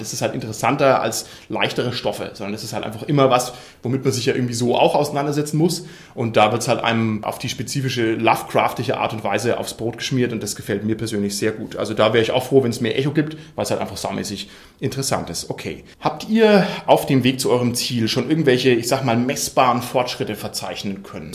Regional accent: Bavaria, Germany; hier bei uns in Bayern

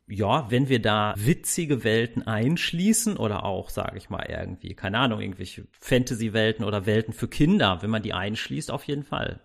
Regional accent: Castrop-Rauxel, North Rhine-Westphalia, Germany; ich komme aus Castrop-Rauxel

